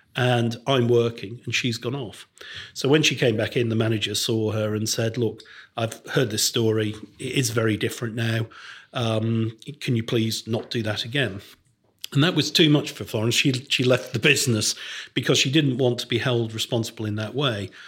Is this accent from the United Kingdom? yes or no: yes; Crewe, North West England, United Kingdom; When I was growing up in Crewe in the nineteen sixties and seventies